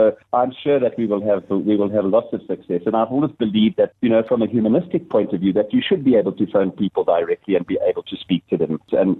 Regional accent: South Africa; moved away; also born or lived in Bloemfontein; I'm originally from Kabeja. I'm so excited. I spent some time in Bloemfontein a couple of years or so.

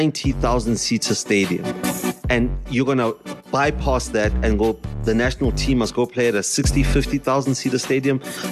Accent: Soweto, Gauteng, South Africa; as somebody that was born and raised in Soweto

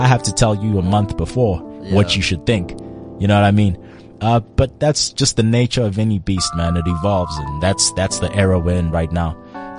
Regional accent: Durban, KwaZulu-Natal, South Africa; I'm from Durban, man.

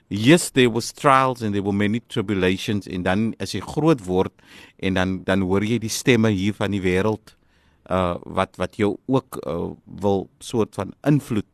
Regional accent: Macassar, Western Cape, South Africa; ek noem myself die kaalvoet klonkie van Makassa.

